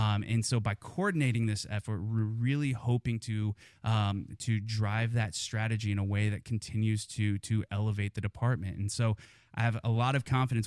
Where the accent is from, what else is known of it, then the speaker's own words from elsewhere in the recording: Kansas, United States; moved away as an adult; also born or lived in Missouri; now in Fort Worth, United States; I grew up in Kansas